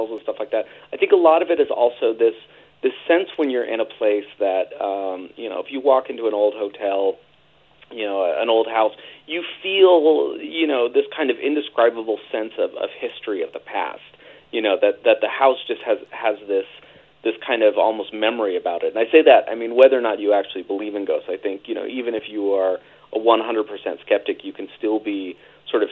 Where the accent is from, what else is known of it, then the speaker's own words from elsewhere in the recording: San Jose, California, United States; I grew up in San Jose, California, in the Bay Area outside of San Francisco.